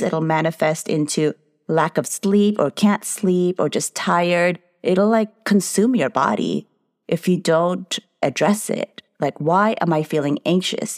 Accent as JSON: {"language": "English", "country": "United States", "said": "I'm a Filipino-American entrepreneur psychotherapist"}